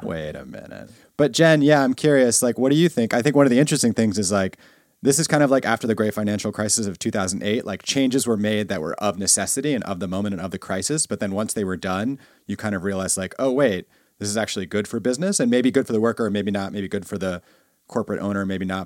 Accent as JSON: {"language": "English", "town": "New York City", "region": "New York", "country": "United States", "tie": "born or raised there", "said": "my whole high school experience in, uh, Bay Ridge, Brooklyn"}